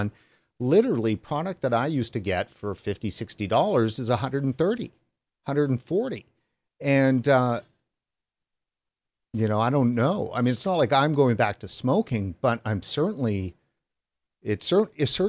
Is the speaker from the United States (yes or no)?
no; Canada; as a Canadian